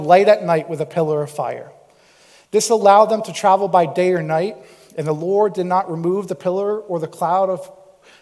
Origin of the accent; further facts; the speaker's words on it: Cape Cod, Massachusetts, United States; moved away as an adult; also born or lived in Missouri; I'm from Cape Cod, Massachusetts. Like, you know, I grew up on the beach